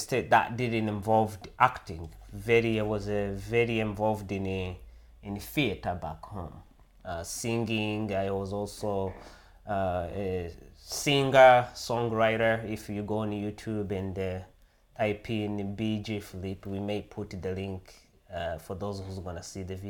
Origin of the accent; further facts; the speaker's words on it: Rwanda; English is a second language; moved away as an adult; now in United States; I was born and raised in Africa, in East Africa, in a country called Rwanda. I lived there until I was about 27 years old